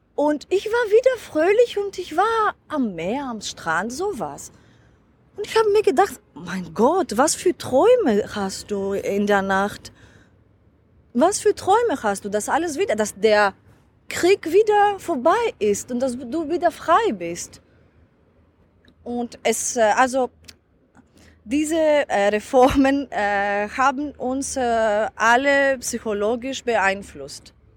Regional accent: Crete, Greece; German is a second language; ich bin auf Kreta geboren äh, und dort ist mein Dorf

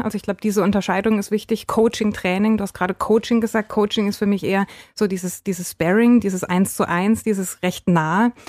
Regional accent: Freiburg, Baden-Württemberg, Germany; now in Lahr, Germany; ich bin tatsächlich aus Freiburg, gebürtige Freiburgerin

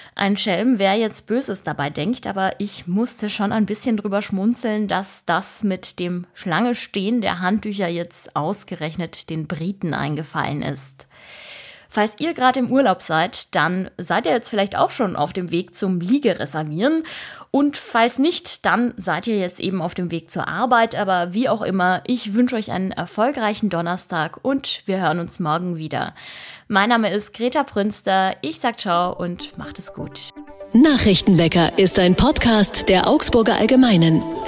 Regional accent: Italy; now in Germany; Ich komme ja selbst aus Italien

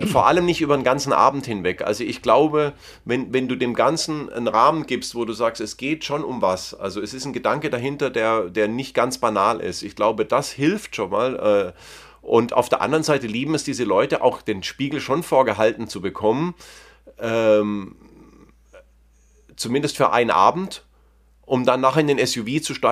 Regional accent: Southern Germany, Germany; es gibt in jedem kleinen Kaff in Süddeutschland, wo ich herkomme, gibt es irgendeinen Weltmarktführer für irgendwas.

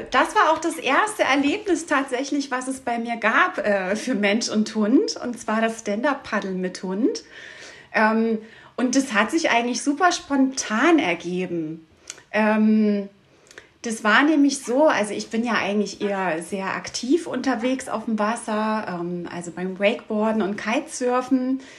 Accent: Saxony, Germany; Ich komme ursprünglich aus der Dresdner Region aber mit Oma und Opa ging es jedes Jahr in den Sommerferien sechs Wochen an die Ostsee.

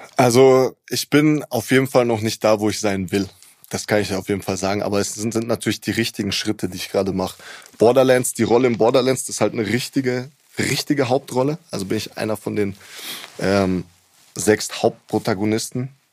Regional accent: Munich, Bavaria, Germany; Ich bin hier geboren, hier aufgewachsen

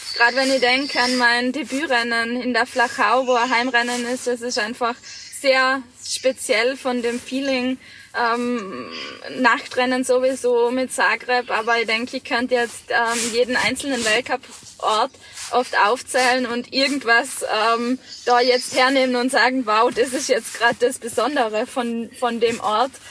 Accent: Vorarlberg, Austria; in meiner Heimat, gerade im Ländle

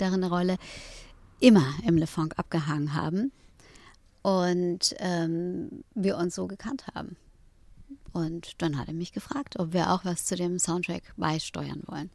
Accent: Hamburg, Germany; moved away as an adult; now in Berlin, Germany; aufgewachsen bin ich äh, in Eppendorf

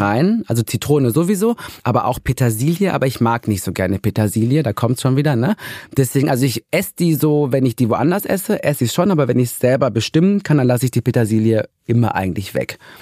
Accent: Ruhr area, North Rhine-Westphalia, Germany; Ich komme ja auch aus dem Ruhrgebiet

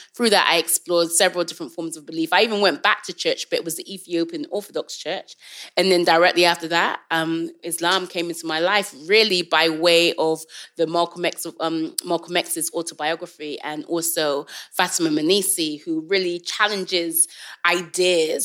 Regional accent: England, United Kingdom; I was born in England. My parents are from Jamaica.

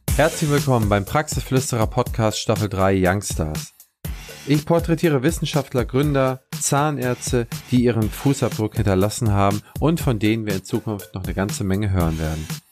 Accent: Schleswig-Holstein, Germany; also born or lived in Eckernförde; Ich bin ja selber Holsteiner

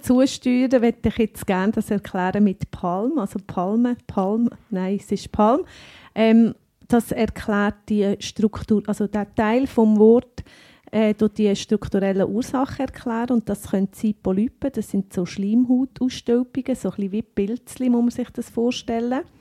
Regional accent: Lucerne, Switzerland; accent: Luzerner Dialekt; die Apothekerin mit eigener Apotheke und dem Luzerner Dialekt.

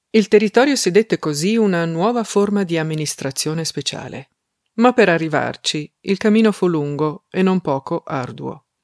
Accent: South Tyrol, Trentino-Alto Adige, Italy; Ich bin eine Südtirolerin, die sich in zwei der drei Landessprachen gleichermaßen daheim fühlt

